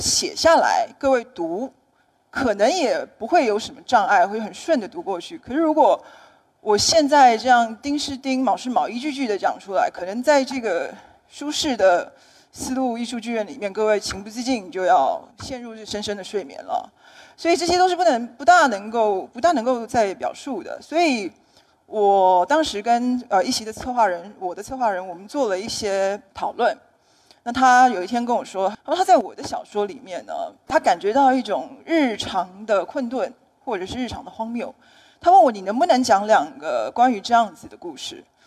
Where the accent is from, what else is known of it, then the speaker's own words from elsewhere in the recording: Taiwan; 那我在台湾写小说，也写一些散文，那么也出过一些书